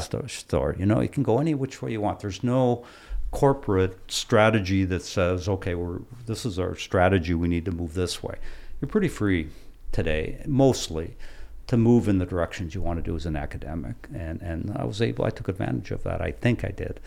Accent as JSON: {"language": "English", "town": "Hancock", "region": "Michigan", "country": "United States", "tie": "born or raised there", "said": "I was a kid growing up in Quincy Hill"}